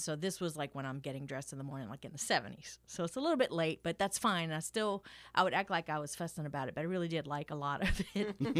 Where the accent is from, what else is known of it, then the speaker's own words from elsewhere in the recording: Thibodaux, Louisiana, United States; I grew up in Thibodeau, not exactly a musical metropolis